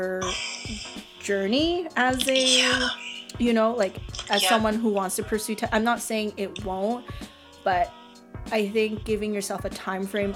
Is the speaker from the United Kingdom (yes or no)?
no; Canada; I'm a Canadian born Asian